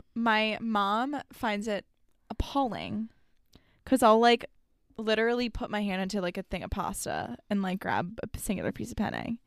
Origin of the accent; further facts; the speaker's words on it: South Florida, United States; growing up in South Florida